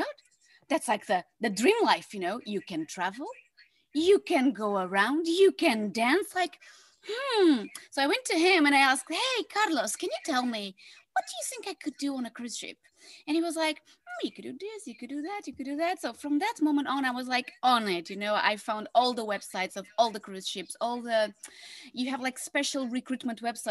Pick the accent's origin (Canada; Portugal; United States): Portugal; now in Netherlands; I am from Portugal. I live in the Netherlands